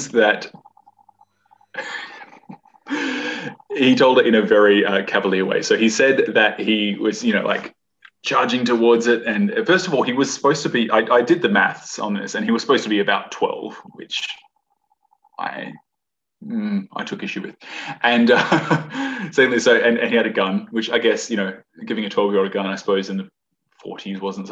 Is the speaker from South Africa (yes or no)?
no; Perth, Western Australia, Australia; also born or lived in Fremantle, Australia / Narrogin, Australia; I grew up in Perth.